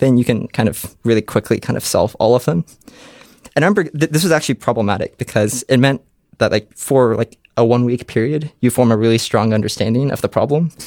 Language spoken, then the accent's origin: English; Columbus, Ohio, United States; I grew up in Columbus, Ohio